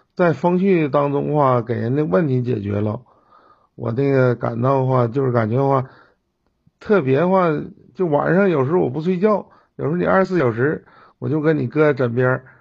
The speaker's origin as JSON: {"language": "Chinese", "town": "Jinzhou", "region": "Liaoning", "country": "China", "said": "我从小是在锦州长大的啊，在劳保小学哎后边的那个劳保小学，辽宁安一纪念馆，劳保小学那儿"}